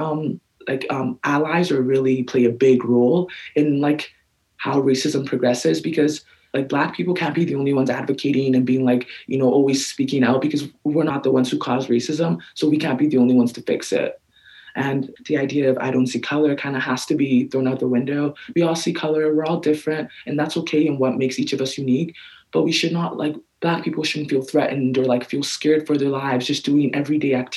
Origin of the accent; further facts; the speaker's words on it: Regina and Saskatoon, Saskatchewan, Canada; I grew up in Regina and Saskatoon, like elementary and high schools